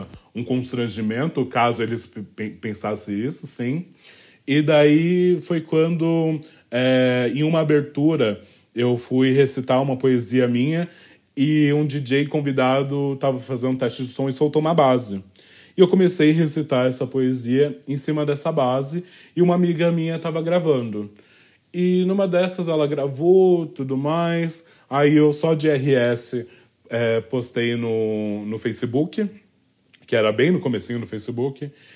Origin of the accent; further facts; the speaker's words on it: São Paulo, Brazil; Eu sou nascida e criada é, no Valo Velho, distrito do Capão Redondo